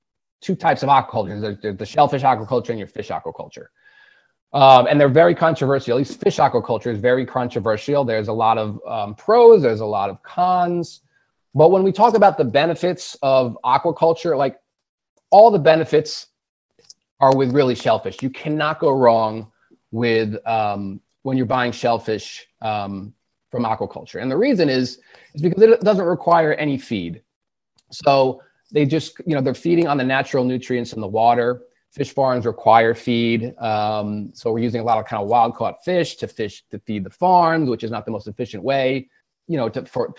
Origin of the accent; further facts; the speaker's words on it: North Shore of Long Island, New York, United States; I grew up on the North Shore of Long Island, a mile from the water